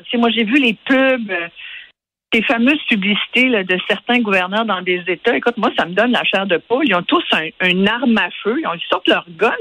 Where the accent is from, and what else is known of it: Quebec, Canada